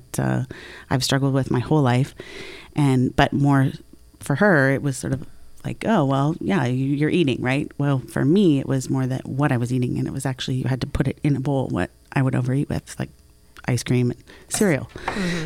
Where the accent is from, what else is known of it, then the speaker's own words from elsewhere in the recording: Canada; I'm Canadian as well